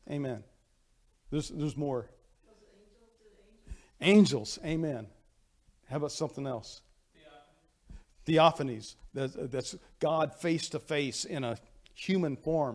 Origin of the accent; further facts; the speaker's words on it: United States; accent: hillbilly; moved away; English is my second language because I grew up speaking hillbilly. And when I moved up here, I had to learn English